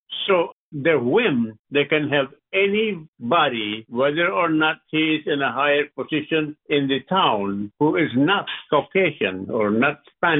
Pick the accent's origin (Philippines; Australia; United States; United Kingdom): Philippines; moved away; I grew up in the Philippines. I was subjected to a lot of the things that happened, that took place during the Second World War, because I was born in 1935, and the Japanese came to the Philippines